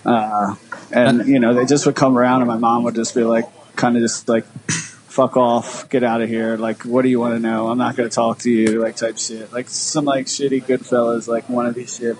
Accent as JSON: {"language": "English", "town": "Philadelphia", "region": "Pennsylvania", "country": "United States", "tie": "born or raised there", "said": "I grew up in like uh, like northeast North Philly."}